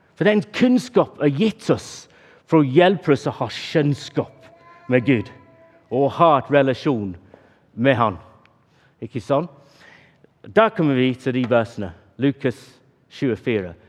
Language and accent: Norwegian; England, United Kingdom; Norwegian is a second language; moved away; Jeg er engelskmann